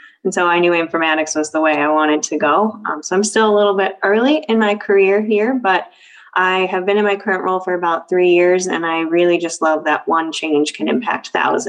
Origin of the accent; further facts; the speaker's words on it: Southern California, United States; moved away as an adult; also born or lived in Iowa; now in Cleveland, United States; I grew up in Southern California